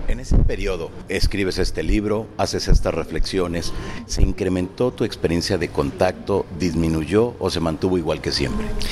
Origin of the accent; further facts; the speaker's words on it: Peru; moved away; empezó mi país de origen en Perú